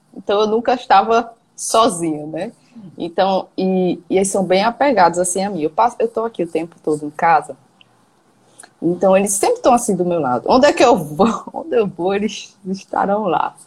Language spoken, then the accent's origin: Portuguese; João Pessoa, Paraíba, Brazil; eu sou aqui de João Pessoa, na Paraíba